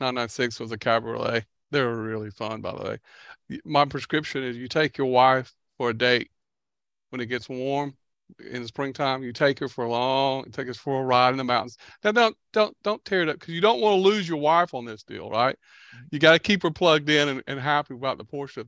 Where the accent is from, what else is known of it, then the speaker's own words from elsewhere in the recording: the South, United States; I grew up in the South